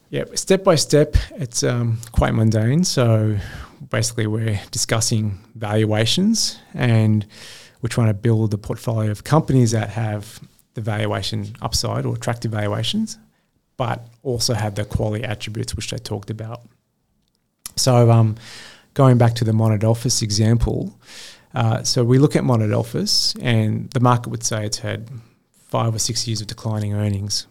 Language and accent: English; Sydney, New South Wales, Australia; I grew up in Western Sydney in a postcode that most fund managers wouldn't step foot in with a public school education